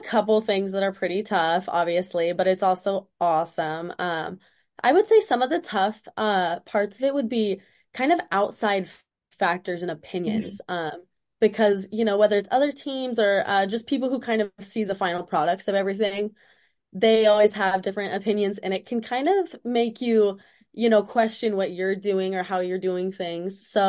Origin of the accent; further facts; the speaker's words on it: Springfield, Missouri, United States; also born or lived in Las Vegas, United States; I was born in Las Vegas, and I went to high school in Springfield, Missouri.